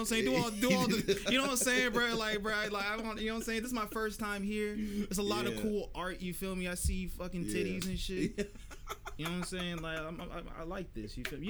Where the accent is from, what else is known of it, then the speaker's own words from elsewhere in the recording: Florida, United States; I'm from Florida